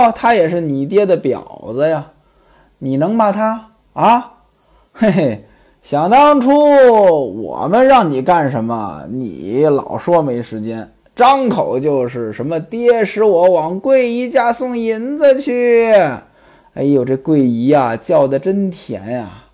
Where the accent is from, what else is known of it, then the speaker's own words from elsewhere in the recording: Beijing-Tianjin area, China; 我老家呢，在这个京津一带